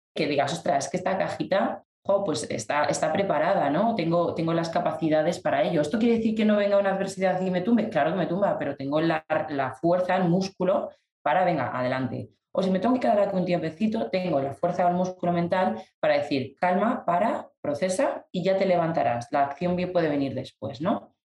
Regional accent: León, Castile and León, Spain; yo estaba en León, en mi tierra

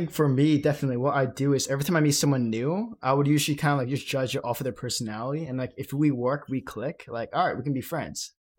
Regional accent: United States; I grew up in American culture while they grew up in in China

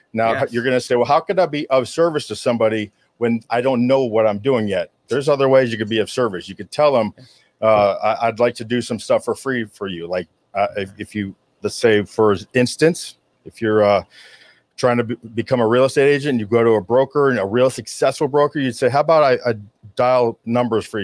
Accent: Hollywood, Florida, United States; I was born in Hollywood, Florida, which is very rare uh, to be born here in South Florida

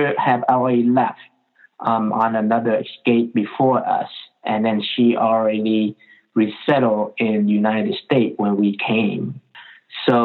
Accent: Ho Chi Minh City, Vietnam; moved away; I was born in Vietnam, in Saigon

